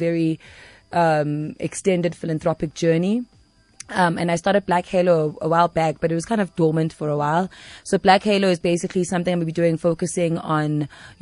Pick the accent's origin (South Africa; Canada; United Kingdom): South Africa; also born or lived in New York; I'm from South Africa